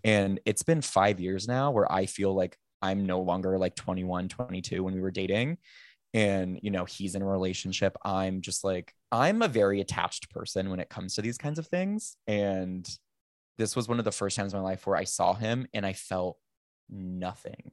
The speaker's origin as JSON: {"language": "English", "town": "Sacramento", "region": "California", "country": "United States", "tie": "born or raised there", "also_born_or_lived": "Napa area / San Francisco", "moved": "as an adult", "lives_now": "Los Angeles, United States", "said": "I grew up in Sacramento"}